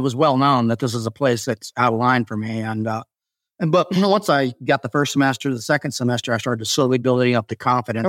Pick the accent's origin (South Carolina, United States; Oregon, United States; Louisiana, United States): South Carolina, United States; I grew up in the South as a man